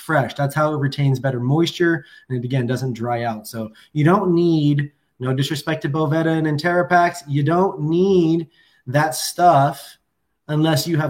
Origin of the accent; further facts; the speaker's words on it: Washington, United States; I come from the Evergreen State